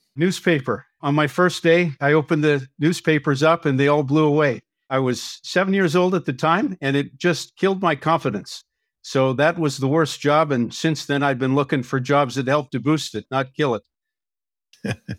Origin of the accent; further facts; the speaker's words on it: Winnipeg, Manitoba, Canada; now in Vancouver, Canada; I grew up in Winnipeg, Manitoba